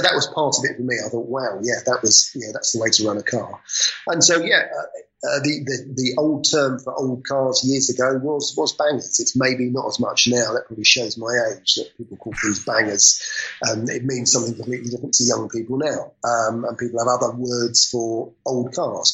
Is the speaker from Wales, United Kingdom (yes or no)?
no; London, United Kingdom; moved away; I was born in London, I come from London